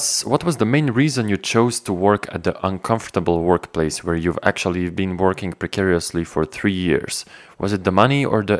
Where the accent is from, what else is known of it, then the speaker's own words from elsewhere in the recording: Ljubljana, Slovenia; Let's jump from my hometown Ljubljana in Slovenia to France again.